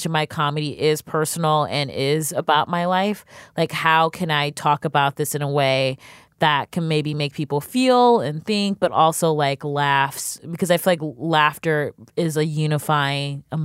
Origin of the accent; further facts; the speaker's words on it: Cleveland, Ohio, United States; now in New York, United States; I'm from Cleveland, Ohio